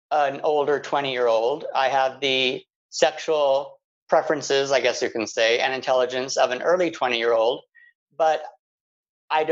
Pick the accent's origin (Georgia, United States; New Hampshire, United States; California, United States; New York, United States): California, United States; Palm Springs; growing up in Palm Springs, everyone loves gay, was kind of a weird thing for me.